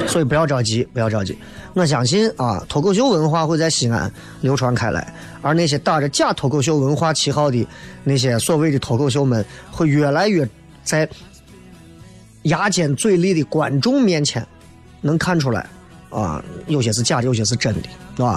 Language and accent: Chinese; Xi'an, Shaanxi, China; accent: Xi'an dialect; 我说你们每天晚上开车都能听到西安话的